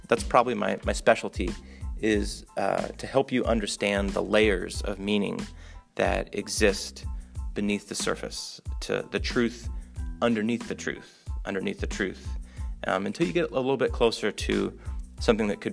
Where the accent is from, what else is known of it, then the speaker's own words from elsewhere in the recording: Omaha, Nebraska, United States; moved away; also born or lived in Minnesota / Arkansas / Honduras; I was born in Omaha, Nebraska